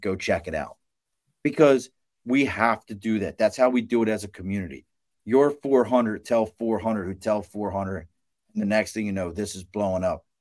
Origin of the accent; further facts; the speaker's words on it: Baltimore, Maryland, United States; moved away; I, I grew up in Baltimore, dog. I'm from Baltimore originally